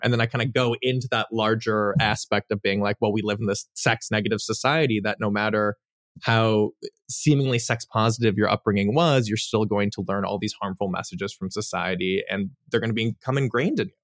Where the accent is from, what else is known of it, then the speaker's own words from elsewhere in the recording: Los Angeles, California, United States; I grew up in the Los Angeles Valley